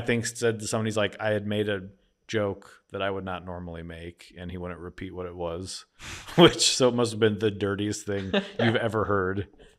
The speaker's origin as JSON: {"language": "English", "town": "Philadelphia", "region": "Pennsylvania", "country": "United States", "said": "I'm not saying that. I'm from Philly."}